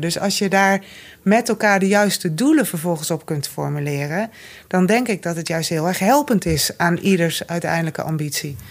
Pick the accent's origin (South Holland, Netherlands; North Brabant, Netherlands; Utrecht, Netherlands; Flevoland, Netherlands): Flevoland, Netherlands; Noordoostpolder; Ik kom uit de Noordoostpolder.